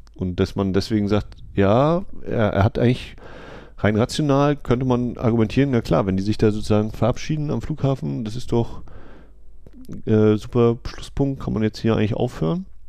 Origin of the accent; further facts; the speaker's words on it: Germany; als Deutscher